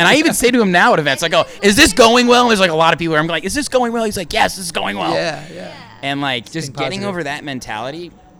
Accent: Indiana, United States; And I'm from Indiana

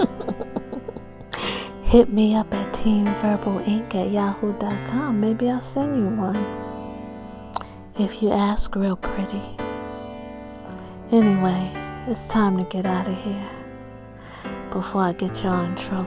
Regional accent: New York, United States; my hometown, New York, from Harlem and from Strong Island

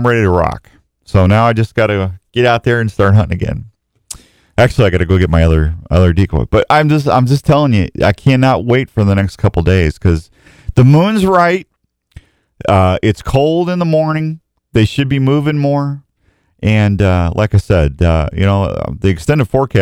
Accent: Missouri, United States; moved away; I'm from Missouri

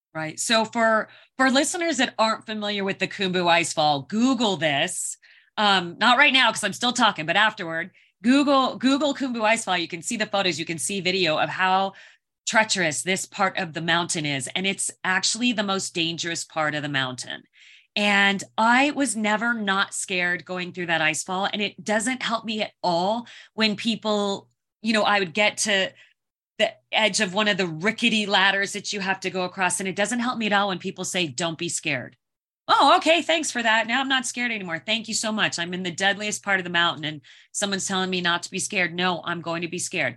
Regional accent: Phoenix, Arizona, United States; I grew up in Phoenix, Arizona

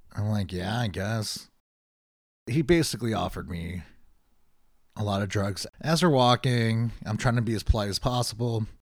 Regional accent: Chicago, Illinois, United States; moved away as an adult; also born or lived in Boston; I'm from Chicago.

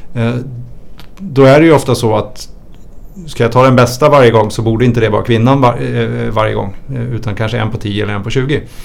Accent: Sweden; Jag är ju svensk

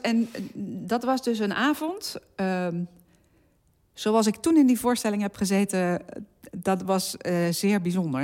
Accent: Zeeland, Netherlands; ik ben geboren in Zeeland en daar opgegroeid

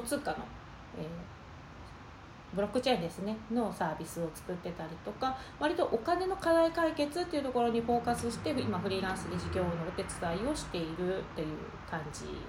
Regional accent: Tokushima, Japan; moved away as an adult; also born or lived in Tokyo / San Francisco; もともと東京の大学に、徳島県の土井長から、えー、東京の大学に出てきまして

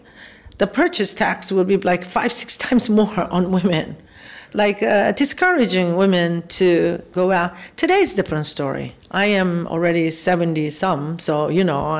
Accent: South Korea; moved away; I was born in South Korea, 1947.

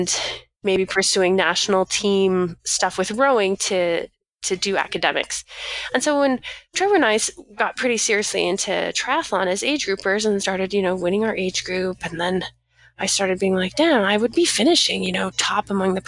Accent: Vernon, British Columbia, Canada; also born or lived in Victoria, British Columbia; back home in Vernon, because we're both from Vernon, British Columbia

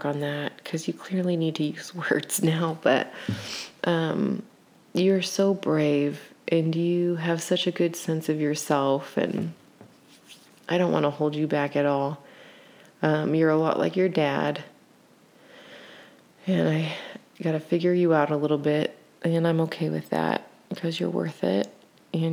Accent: United States; as an American, which we're a mix of like all sorts of stuff.

